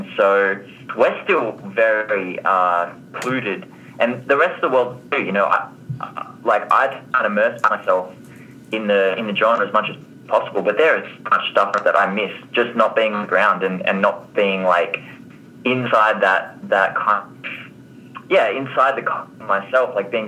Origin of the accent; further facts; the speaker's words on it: Australia; I'm from Australia, so I'm on the other side of the world